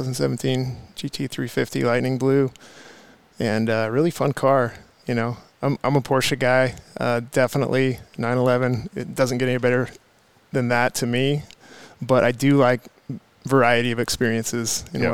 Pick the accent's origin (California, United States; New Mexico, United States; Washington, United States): Washington, United States; Pacific Northwest; also born or lived in Bellingham, Washington / southern Idaho; So anyway, I'm born and raised in the Pacific Northwest and been many places between then and now